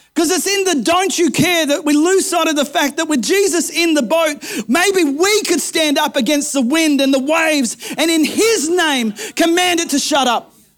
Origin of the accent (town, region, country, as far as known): Kempsey, New South Wales, Australia; born or raised there